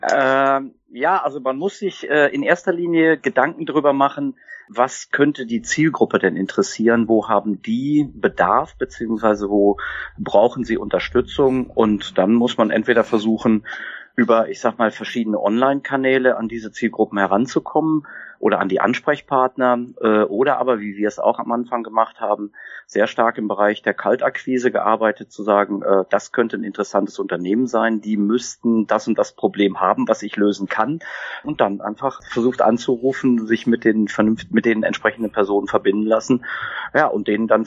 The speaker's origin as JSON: {"language": "German", "region": "North Rhine-Westphalia", "country": "Germany", "tie": "born there", "said": "Also ich bin geboren im Sauerland habe dann äh, Betriebswirtschaftslehre studiert an der Uni in Siegen"}